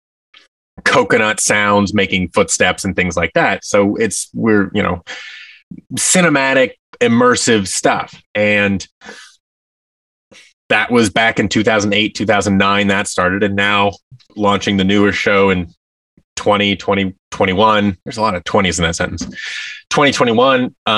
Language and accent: English; Seattle, Washington, United States; I grew up in Seattle, Washington